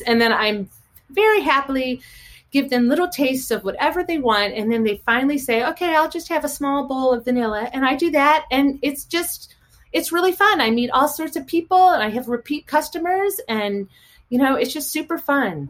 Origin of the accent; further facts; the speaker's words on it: St. Louis, Missouri, United States; now in Chevy Chase, United States; St. Louis, Missouri. Yes. Uh huh. Grown and raised there, right by the arch